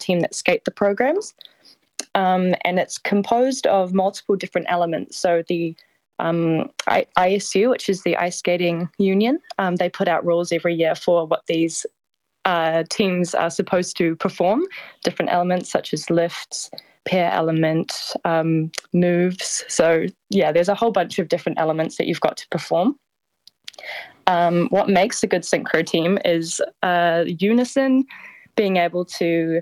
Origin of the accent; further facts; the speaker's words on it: Christchurch, Canterbury, New Zealand; now in 's-Hertogenbosch, Netherlands; I was born in Christchurch.